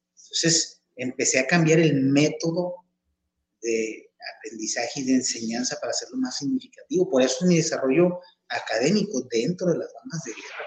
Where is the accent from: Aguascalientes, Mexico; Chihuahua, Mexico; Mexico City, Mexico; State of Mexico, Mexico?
Chihuahua, Mexico; moved away as an adult; now in Tepic, Mexico; a los ocho años de edad nos cambiamos de entidad. Yo soy de, aquí, de Tepic, Nayarit. Este, me cambié a vivir a la ciudad de Chihuahua.